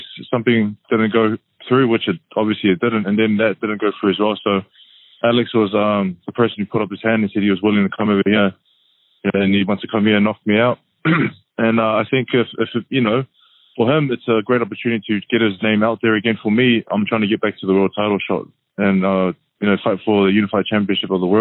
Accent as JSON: {"language": "English", "country": "New Zealand", "said": "me as a New Zealander, Samoan"}